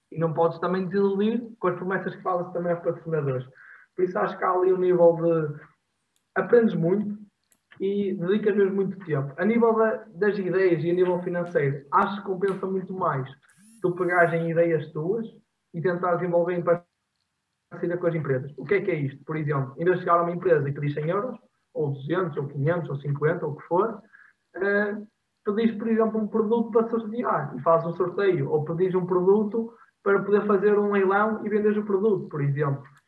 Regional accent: Portugal; now in Porto, Portugal; eu estou no Porto, sou de Alvar

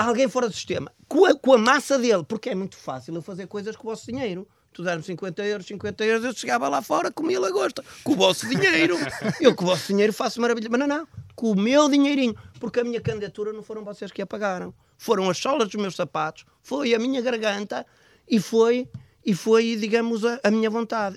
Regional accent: Braga, Norte, Portugal; eu cresci em Braga. Eu sou um homem, sou um homem, sou um bracarense, considerado um bracarense.

